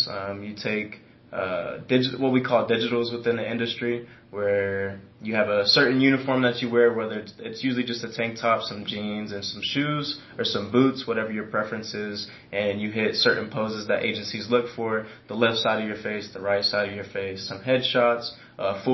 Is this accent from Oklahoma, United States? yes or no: yes; Edmond, Oklahoma, United States; also born or lived in Missouri; I'm from Edmond, Oklahoma, born and raised. I went back and forth in between Missouri as well